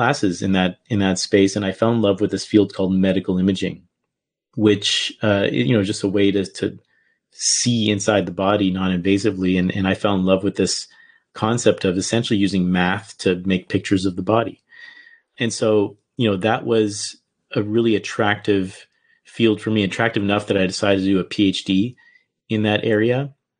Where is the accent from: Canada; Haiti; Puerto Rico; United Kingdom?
Canada; moved away as an adult; I'm from Canada